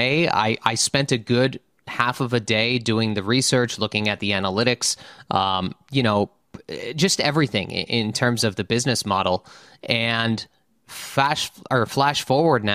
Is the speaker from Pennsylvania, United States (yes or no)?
yes; around Scranton, Northeast Pennsylvania, United States; I grew up in a small town in Northeast Pennsylvania and around Scranton.